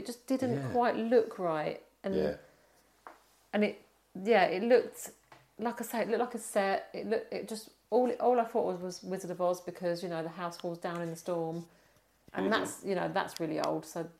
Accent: England, United Kingdom; I'm English

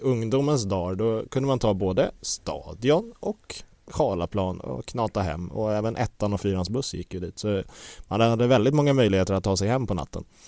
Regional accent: Stockholm, Stockholm County, Sweden; jag är ju uppvuxen på Gärdet

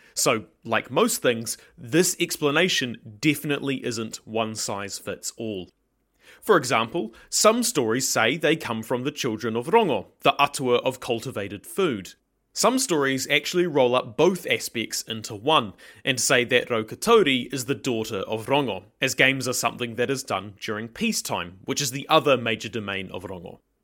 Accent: New Zealand

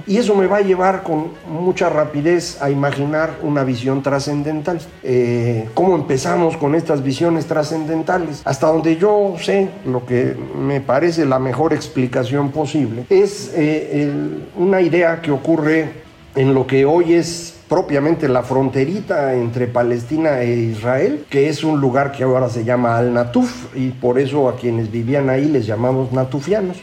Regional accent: Veracruz, Mexico; yo soy de Veracruz

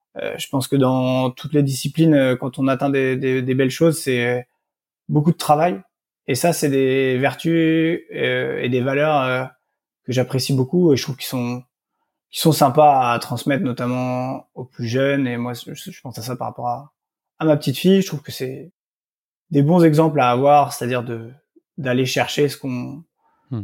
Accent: South Brittany, France; moved away; also born or lived in Nantes / Lille / Nice; je suis originaire de du Morbihan en, Bretagne Sud où j'ai grandi

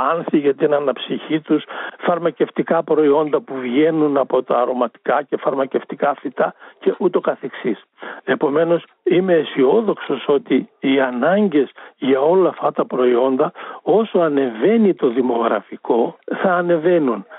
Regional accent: a village near Drama, Eastern Macedonia and Thrace, Greece; στο χωριό μου ήταν 400 κάτοικοι, τώρα είναι 40. Και μιλάμε για ένα χωριό που είναι προάστιο της δράμας

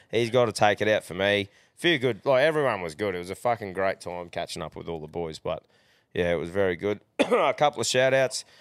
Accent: Queensland, Australia; being a Queenslander

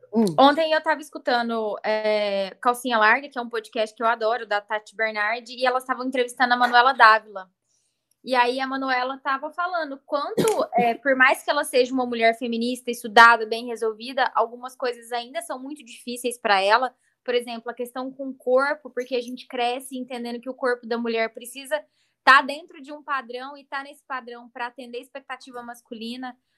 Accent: Uberlândia, Minas Gerais, Brazil; moved away as an adult; now in Ribeirão Preto, Brazil; Eu, quando vim morar em Ribeirão, saí de Uberlândia

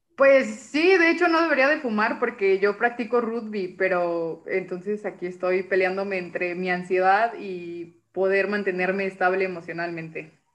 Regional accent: Mexico City, Mexico; moved away as an adult; now in Jalisco, Mexico; Yo soy de la Ciudad de México

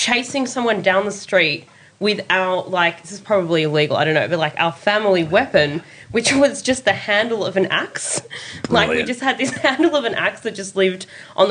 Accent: Sydney, New South Wales, Australia; I grew up in the Inner West in Annandale

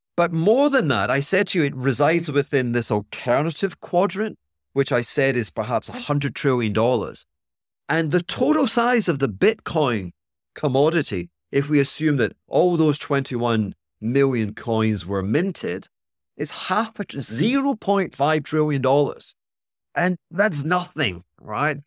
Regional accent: Scotland, United Kingdom; I'm being Scottish

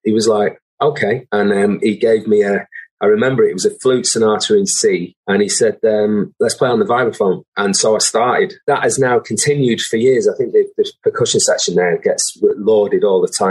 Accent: Manchester, North West England, United Kingdom; I was from Burnage, you know, in South Manchester

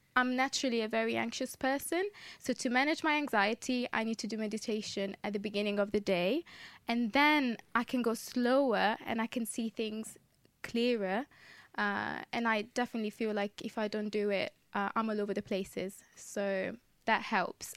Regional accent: Modena, Emilia-Romagna, Italy; moved away as an adult; now in London, United Kingdom; I was born in Italy, in the north of Italy, in a city called Modena

